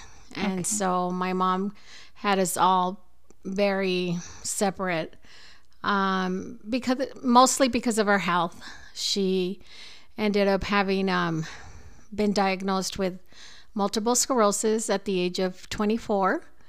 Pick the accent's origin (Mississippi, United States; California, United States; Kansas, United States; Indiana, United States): California, United States; Los Angeles; now in El Paso, United States; No, I was actually born and raised in LA. And was born August of 1967.